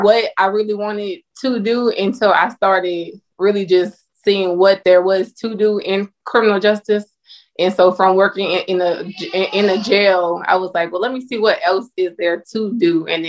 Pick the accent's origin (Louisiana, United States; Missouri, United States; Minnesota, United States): Louisiana, United States; now in Georgia, United States; Yes, I'm from